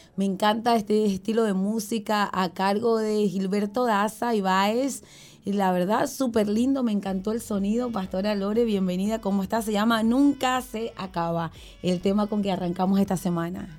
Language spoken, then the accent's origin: Spanish; Ocumare de la Costa, Aragua, Venezuela; now in Uruguay; soy de Aragua o soy de Comare, bien de la playa